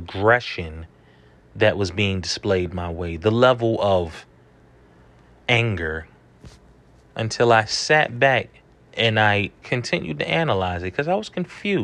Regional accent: New York City, New York, United States; growing up in New York City

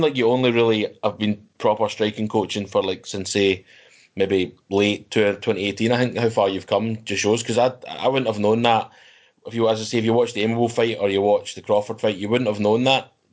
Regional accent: Scotland, United Kingdom; we're Scottish ourselves

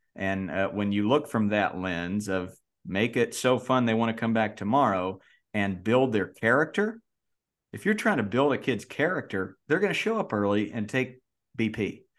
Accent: North Carolina, United States; I grew up in North Carolina.

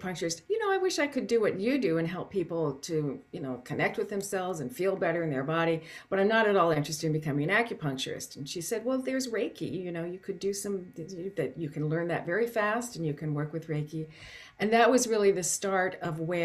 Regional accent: Canton, Ohio, United States; when I was a child growing up in Canton, Ohio

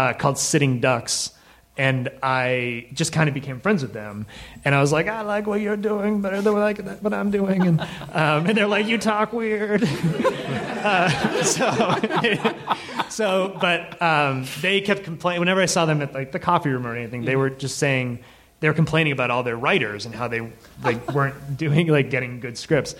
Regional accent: Massachusetts, United States; moved away; I'm from Massachusetts

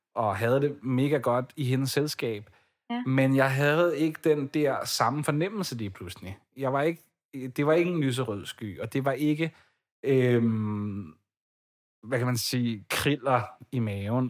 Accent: Ballerup, Capital Region of Denmark, Denmark; now in Copenhagen, Denmark; Jeg er vokset op i Ballerup, og har boet der i 19 år, indtil for ganske nyligt, hvor jeg så øh, flyttede til København

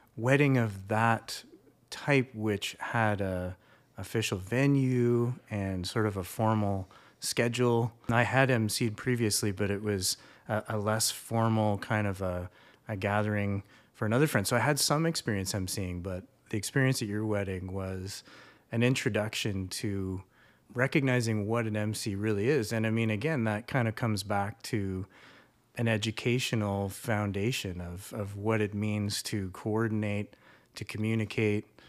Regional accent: Canada; also born or lived in Seoul, South Korea; as a Canadian, had lived somewhere

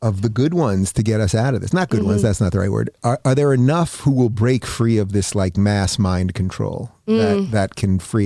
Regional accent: Long Island, New York, United States; also born or lived in Los Angeles, California; now in Florida, United States; I grew up on Long Island

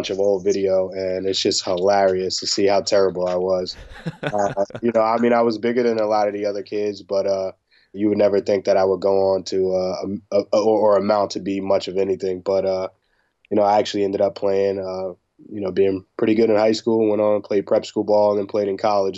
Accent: Rahway, New Jersey, United States; I grew up, a 5-minute walk from the prison.

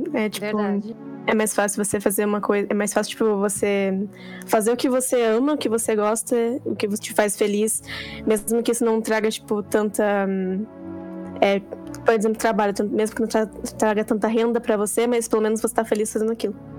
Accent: Paraná, Brazil; eu tenho 15 anos, sou do Paraná

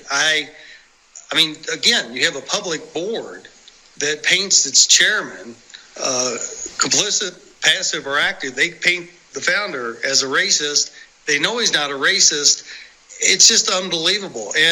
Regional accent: Indiana, United States; when you come from a background like mine, farm town Indiana

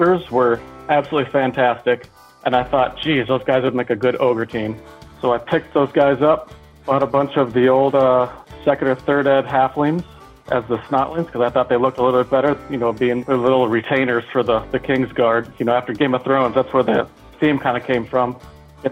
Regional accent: Minneapolis, Minnesota, United States; I am from Minneapolis

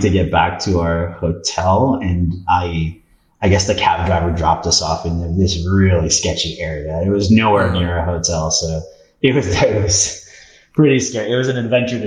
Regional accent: Canada; also born or lived in Peru; I was born in Peru, but moved to Canada when I was 3. So thankfully I speak Spanish

